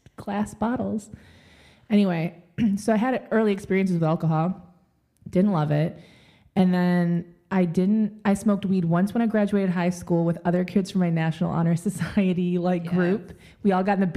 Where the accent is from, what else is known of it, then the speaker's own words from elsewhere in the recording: Michigan, United States; I grew up in the Midwest. I'm from Michigan